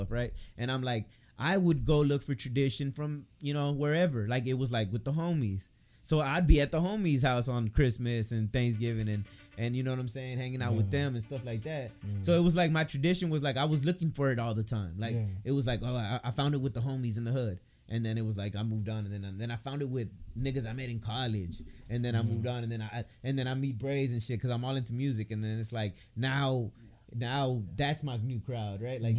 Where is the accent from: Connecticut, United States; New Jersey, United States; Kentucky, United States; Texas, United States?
Texas, United States; born or raised there